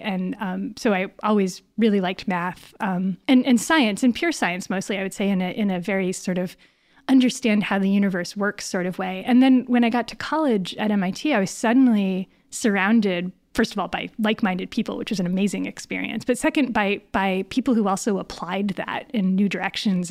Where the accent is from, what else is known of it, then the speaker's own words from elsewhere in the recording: Northern Connecticut, United States; moved away as an adult; also born or lived in Boston area, Massachusetts; now in Berkeley, United States; I'm actually from Northern Connecticut